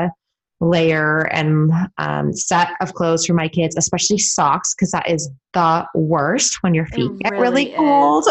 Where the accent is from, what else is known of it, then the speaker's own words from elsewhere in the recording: California, United States; moved away as an adult; also born or lived in Vermont; now in Portland, United States; growing up in California